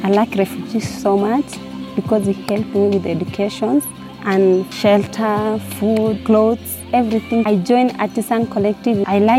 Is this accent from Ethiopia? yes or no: yes; Ethiopia; moved away; I'm from Ethiopia. I'm 22 years old.